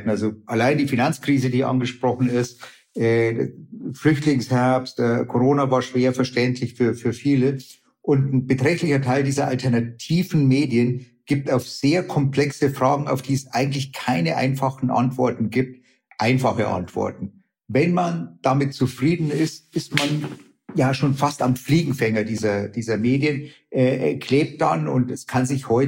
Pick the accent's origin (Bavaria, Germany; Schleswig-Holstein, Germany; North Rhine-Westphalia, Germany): Bavaria, Germany; jetzt hätte ich beinahe gesagt, ich komme aus Bayern aufmandeln